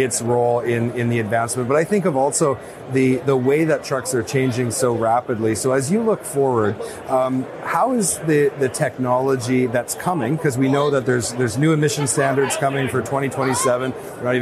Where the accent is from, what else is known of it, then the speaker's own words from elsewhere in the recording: Northern Canada, Canada; I'm from Northern Canada.